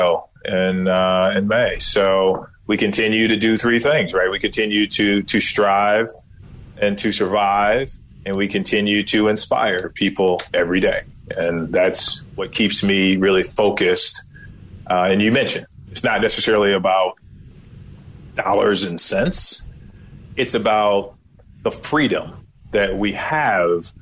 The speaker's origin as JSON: {"language": "English", "town": "Kankakee", "region": "Illinois", "country": "United States", "also_born_or_lived": "Starkville, Mississippi", "said": "My background is I'm from Kankakee, Illinois."}